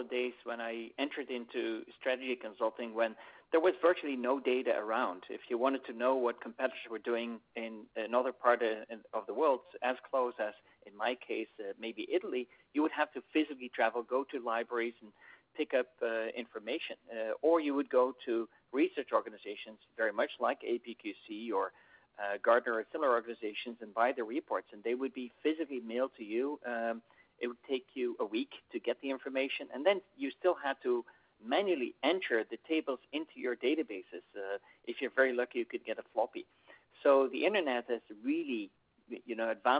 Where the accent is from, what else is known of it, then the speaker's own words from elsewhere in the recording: Netherlands; today I am in my home country of the Netherlands